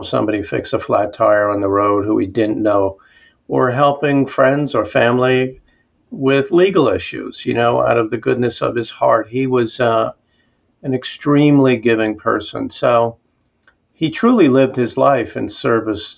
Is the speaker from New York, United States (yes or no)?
yes; Jericho, New York, United States; We shared a bedroom growing up in Jericho on Long Island.